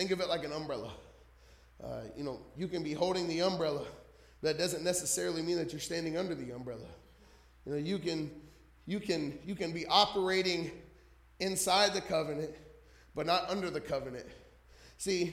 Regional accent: New Jersey, United States; moved away; I'm from Jersey

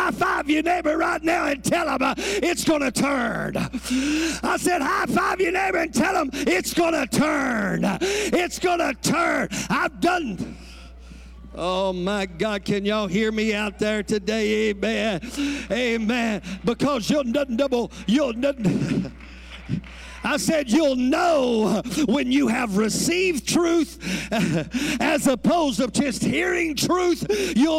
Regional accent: Louisiana, United States; I'm from Louisiana.

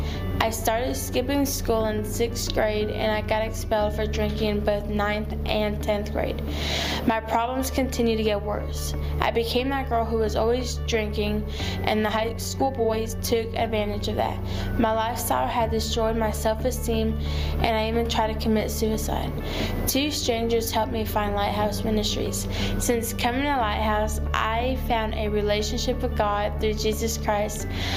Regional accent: Miami, Florida, United States; I'm from Miami, Florida. I was one of 20,000 crack babies born every year.

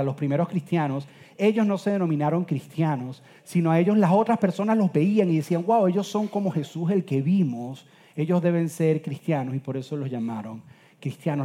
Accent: Venezuela; soy venezolano

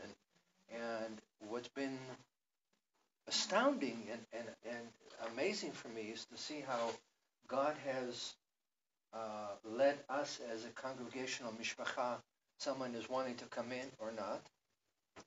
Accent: Israel; I grew up in Israel under an atmosphere of fear

